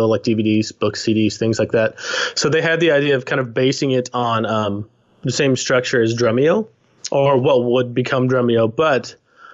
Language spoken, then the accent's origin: English; Texas, United States; moved away as an adult; now in British Columbia, Canada; I'm originally from Texas, but I've been here for about 10 years